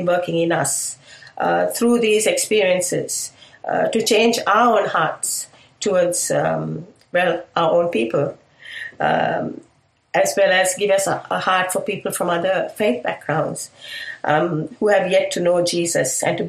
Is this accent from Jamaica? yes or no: no; Sri Lanka; moved away as an adult; now in Melbourne, Australia; growing up in Sri Lanka. I personally grew up within an extended family context of Catholic church traditions.